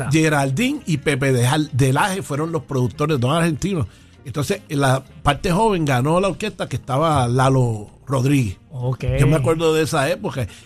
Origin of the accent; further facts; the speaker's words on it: San Juan, Puerto Rico; Yo soy de Santurce. De Santurce. Soy cangrejero 100%. Mi mamá es cangrejera, de Villa Palmera